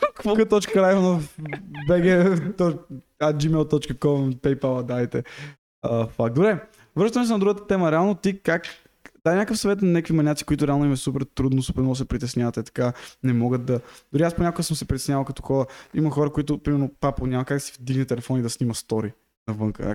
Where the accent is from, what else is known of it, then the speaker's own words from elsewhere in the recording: Bulgaria; moved away; аз от България